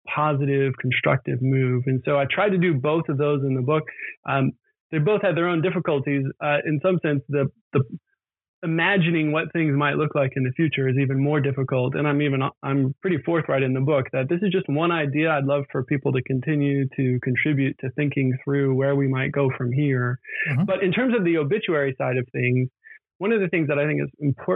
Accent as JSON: {"language": "English", "region": "Virginia", "country": "United States", "tie": "born or raised there", "also_born_or_lived": "Scotland / Cambridge / Oxford", "moved": "as an adult", "said": "I grew up in Virginia, and then went to the University of Virginia for my undergraduate degree"}